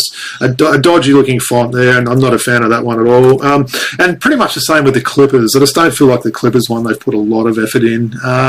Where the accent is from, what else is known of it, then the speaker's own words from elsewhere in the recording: St. Louis, Missouri, United States; That's the colours I first, you know, had when I came over from St. Louis there.